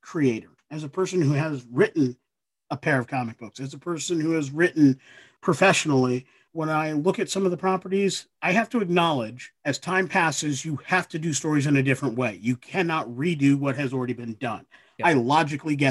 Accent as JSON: {"language": "English", "town": "Ithaca", "region": "New York", "country": "United States", "tie": "born or raised there", "said": "my hometown of Ithaca, New York"}